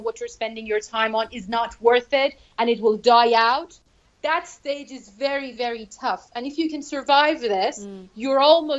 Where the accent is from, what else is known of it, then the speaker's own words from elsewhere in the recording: Iran; could speak English when I was around five, and it has become surprising to many. I have never left the country for learning English. All English that I picked up happened here in Iran.